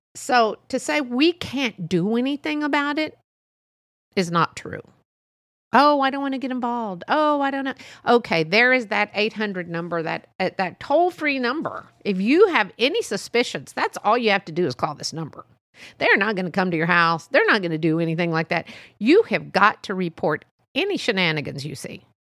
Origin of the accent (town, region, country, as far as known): Texas, United States; born or raised there